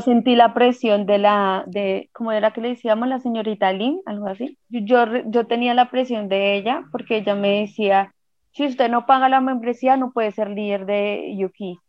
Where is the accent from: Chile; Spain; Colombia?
Colombia; uno siente que como colombiano